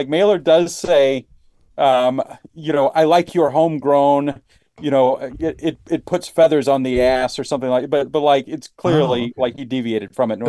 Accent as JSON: {"language": "English", "region": "North Carolina", "country": "United States", "also_born_or_lived": "Austin", "said": "I'm from North Carolina"}